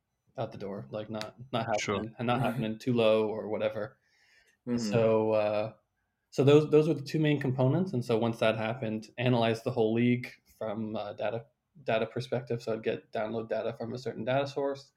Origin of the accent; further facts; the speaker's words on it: Canada; As a Canadian